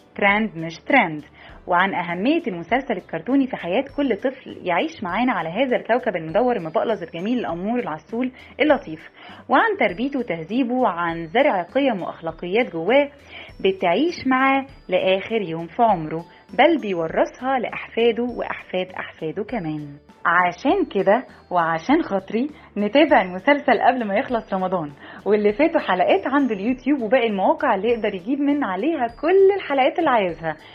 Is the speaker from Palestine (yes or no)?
no; Egypt; إحنا مجتمع مصري شرقي أصيل